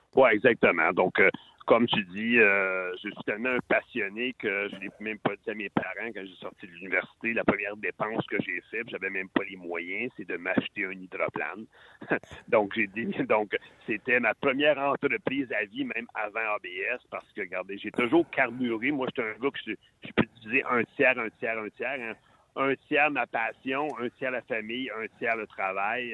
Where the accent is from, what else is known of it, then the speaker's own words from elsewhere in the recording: Salaberry-de-Valleyfield, Quebec, Canada; also born or lived in Sherbrooke; je suis un petit gars de ta région, la région de Valleyfield